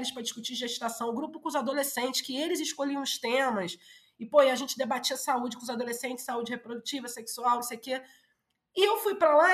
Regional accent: Brazil; porque eu cresci na Zona Norte

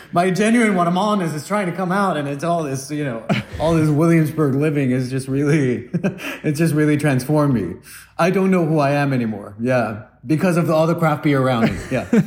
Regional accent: Guatemala; now in United States; I come from Guatemala

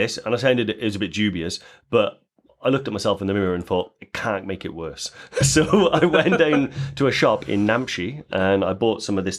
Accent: Newport, Wales, United Kingdom; I'm from Newport, and I use them.

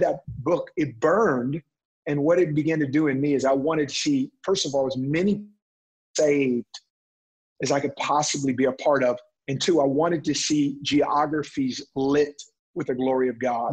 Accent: Oakland, California, United States; also born or lived in Stockton, California; I grew up in West Oakland

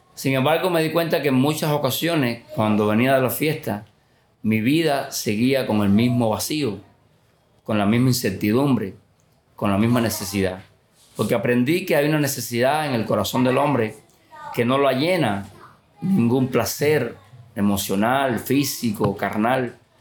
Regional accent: Santa Clara, Villa Clara, Cuba; now in Cienfuegos, Cuba; yo soy natural de Santa Clara, es otra localidad aquí en el centro de Cuba, en la parte norte

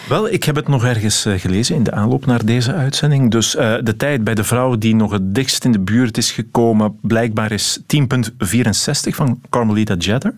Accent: Belgium; wij als Belgen

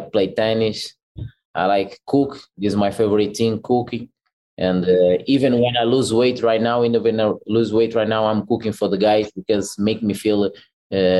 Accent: Portugal; I grew up in Portugal

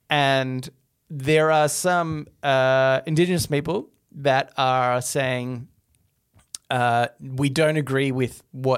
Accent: Midwest, United States; We're from the Midwest.

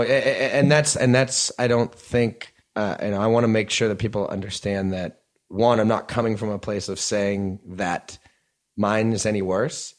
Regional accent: New Jersey, United States; born or raised there; also born or lived in New York City

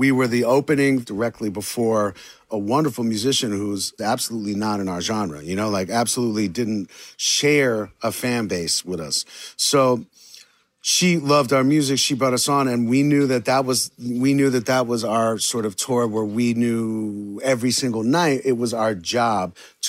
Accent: New York City, New York, United States; born or raised there

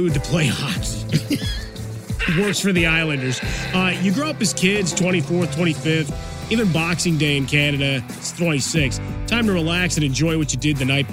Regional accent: Chicago, Illinois, United States; growing up in Chicago

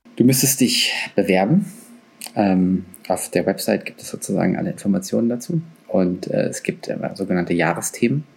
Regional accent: Frankfurt, Hesse, Germany; Ich bin Frankfurter, ich kann auch babbeln.

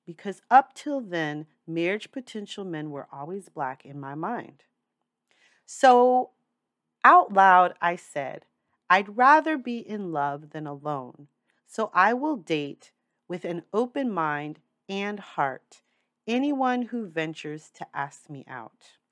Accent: New York City, New York, United States; I'm a New Yorker for life. I've moved a lot in my time, but New York City is home. That means I've grown up with diverse people around me all my life

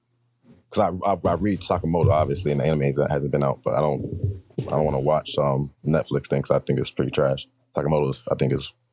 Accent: Connecticut, United States; I come from Connecticut. 2 hours away from New York

